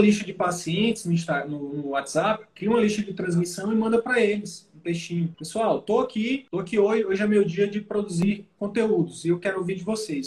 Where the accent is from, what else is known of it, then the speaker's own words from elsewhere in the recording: Piauí, Brazil; moved away; Eu sou nordestino também, sou piauiense